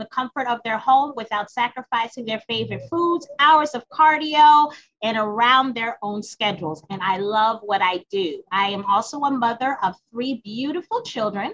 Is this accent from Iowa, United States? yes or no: no; Springfield, Massachusetts, United States; moved away; Born and raised in Springfield, Massachusetts